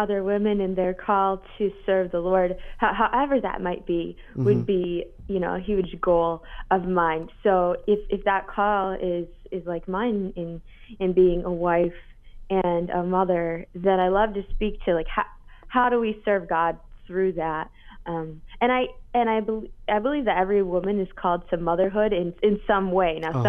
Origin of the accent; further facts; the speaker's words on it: Grand Rapids, Michigan, United States; Grand Rapids, Michigan, my hometown.